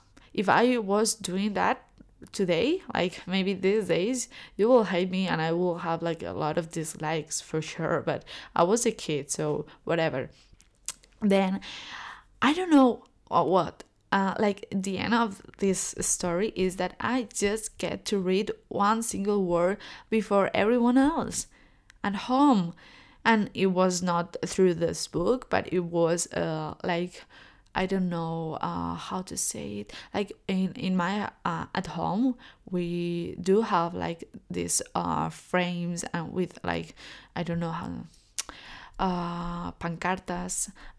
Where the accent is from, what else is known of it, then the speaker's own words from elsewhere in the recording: China; born there; because I'm Chinese. Like, I was born so in China, and my ethnicity is, I look Chinese, but I really don't know Chinese